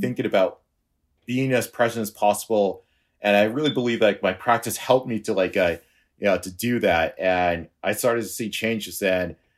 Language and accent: English; Boston, Massachusetts, United States; I'm from Boston, and I'm a freelance web developer